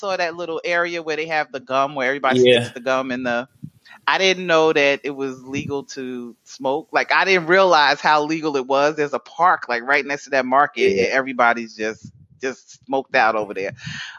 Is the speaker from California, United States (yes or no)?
no; New York, United States; growing up in New York, you like a car on bricks. That's just normal.